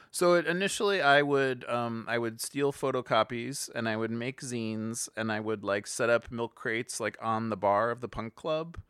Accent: Cleveland, Ohio, United States; moved away; also born or lived in Los Angeles; growing up in Cleveland

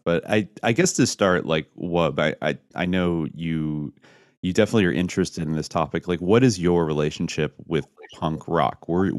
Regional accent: the Bay Area, California, United States; I grew up in the Bay Area, where you had like a certain strong punk scene, like Gilman Street and Berkeley.

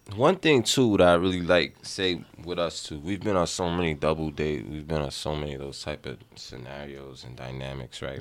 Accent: New York City, New York, United States; we grew up in the Bronx

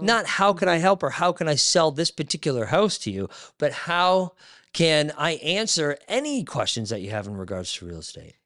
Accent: Barrie, Ontario, Canada; moved away as an adult; now in Niagara, Canada; I grew up in Barrie. I moved to Niagara

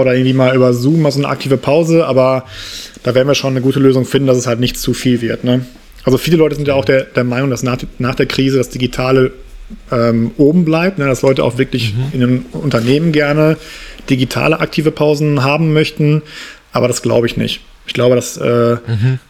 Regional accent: Essen, North Rhine-Westphalia, Germany; moved away as an adult; also born or lived in Saarbrücken / Berlin / Munich; bin dann äh, aus dem Saarland wieder zurück in meine Heimatstadt Essen gezogen

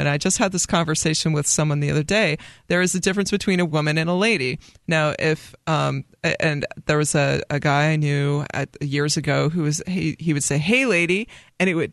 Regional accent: New Hampshire, United States; born and raised in New Hampshire, which is a hotbed of liberty.

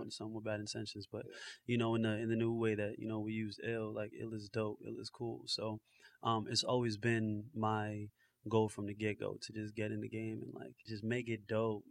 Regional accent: New Jersey, United States; also born or lived in Florida; definitely like a North Jersey cat

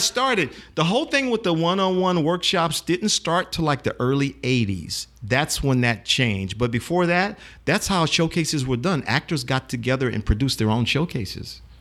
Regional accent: New Orleans, Louisiana, United States; grew up here in New Orleans

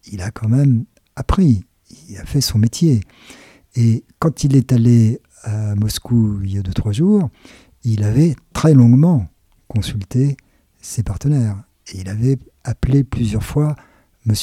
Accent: France; Quand on est français

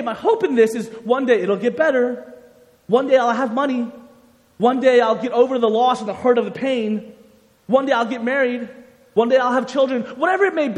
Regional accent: United States; Growing up, I came from a Korean-American home, so my parents were immigrants from Korea, and I was born in the United States

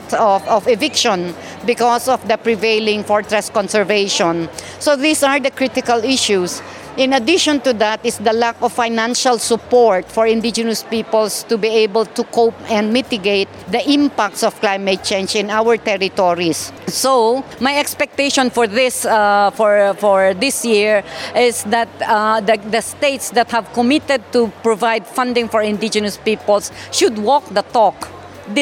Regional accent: Kankanaey, Cordillera Administrative Region, Philippines; I am a Kankanae from the Philippines

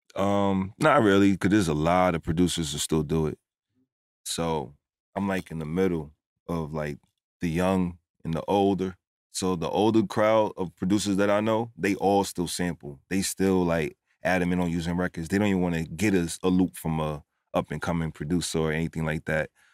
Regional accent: New York City, New York, United States; moved away as an adult; also born or lived in Roosevelt, Long Island; now in Atlanta, United States; originally from New York. I was born and raised in the Bronx and also in Roosevelt, Long Island

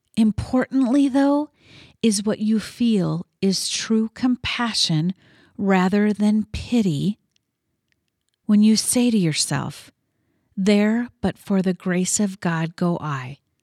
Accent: Midwest, United States; I was born and raised in the Midwest

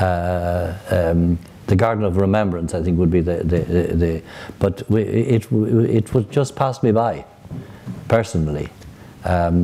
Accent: Dublin, Leinster, Ireland; moved away as an adult; also born or lived in Rome, Italy; I grew up in Ballyfermot in the very beginning

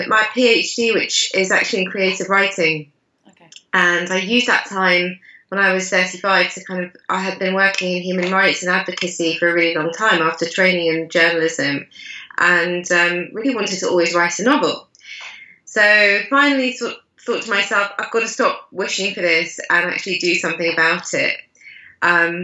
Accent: United Kingdom; my own background as a British Asian writer who grew up learning Shakespeare

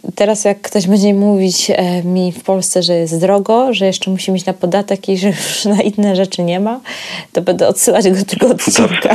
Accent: Poland

